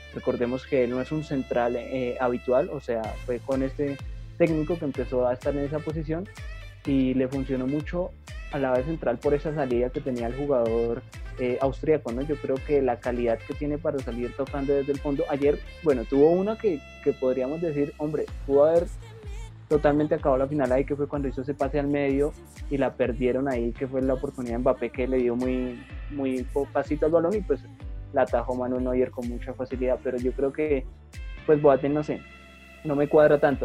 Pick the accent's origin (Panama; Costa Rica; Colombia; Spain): Colombia; nosotros como colombianos